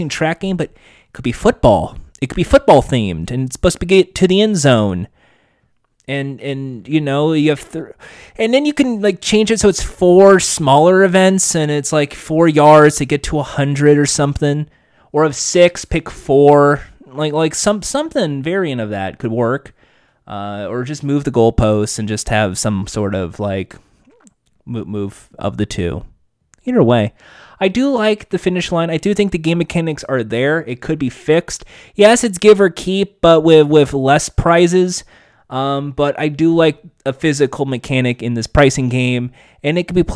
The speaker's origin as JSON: {"language": "English", "country": "United States", "said": "I'm American"}